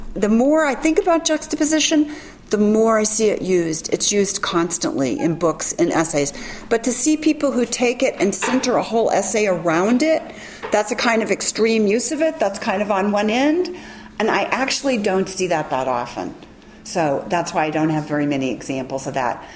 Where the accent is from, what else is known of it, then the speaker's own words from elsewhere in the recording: Memphis, Tennessee, United States; I am from Memphis